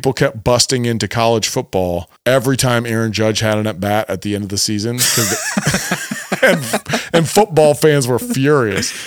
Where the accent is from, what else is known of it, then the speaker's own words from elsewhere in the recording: Cleveland, Ohio, United States; We are from Cleveland.